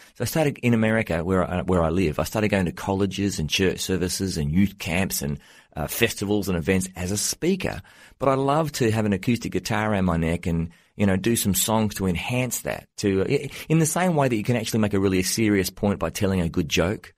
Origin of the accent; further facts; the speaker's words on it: Australia; moved away as an adult; now in United States; I'm an Australian, but I've been living in the U S for the last ten years